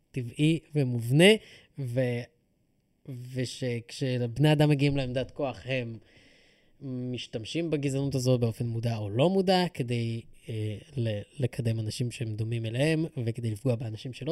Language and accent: Hebrew; Ra'anana, Central District, Israel; אני חושב שכשגדלתי בתור ילד ברעננה, הבנתי בשלב מאוד מאוד מוקדם שאני צריך לאמץ את התרבות המקומית